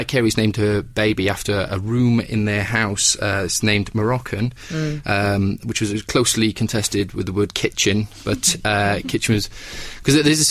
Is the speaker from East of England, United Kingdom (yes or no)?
no; Welsh, Wales, United Kingdom; Full on full Welsh